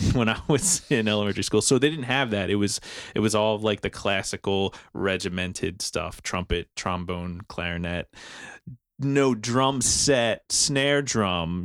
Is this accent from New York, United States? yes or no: no; New Jersey, United States; moved away as an adult; now in Philadelphia, United States; originally from South Jersey